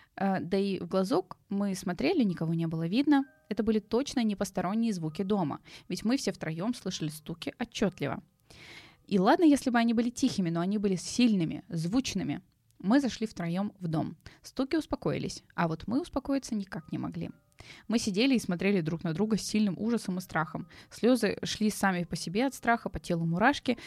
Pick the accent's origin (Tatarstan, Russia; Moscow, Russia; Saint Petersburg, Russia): Saint Petersburg, Russia; я как петербурженка